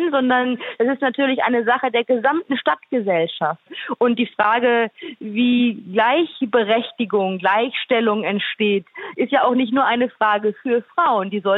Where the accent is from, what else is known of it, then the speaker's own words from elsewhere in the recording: North Rhine-Westphalia, Germany; Ja, ich bin ja tatsächlich im Ruhrgebiet aufgewachsen, bin ein Kind des Ruhrgebiets.